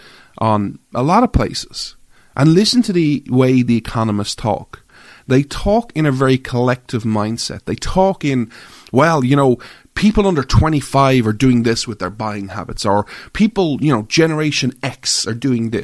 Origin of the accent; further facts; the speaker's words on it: Ireland; I'm an Irish guy